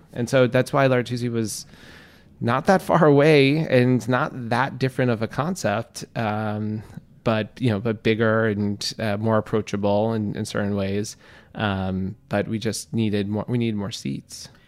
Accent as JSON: {"language": "English", "town": "New York City", "region": "New York", "country": "United States", "tie": "born or raised there", "also_born_or_lived": "Florence, Italy", "said": "I grew up in Queens, New York"}